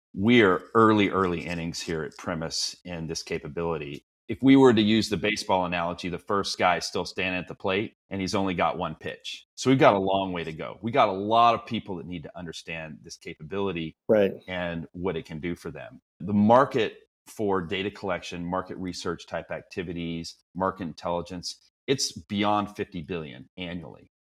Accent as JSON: {"language": "English", "region": "Texas", "country": "United States", "moved": "as an adult", "lives_now": "Bay Area, United States", "said": "I'm originally a Texan"}